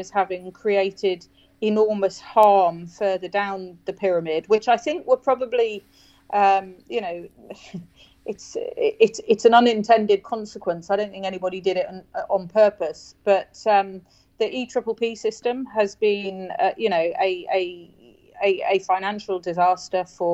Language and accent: English; Newcastle upon Tyne, North East England, United Kingdom; now in Wirral, United Kingdom; I was brought up for part of my life in Newcastle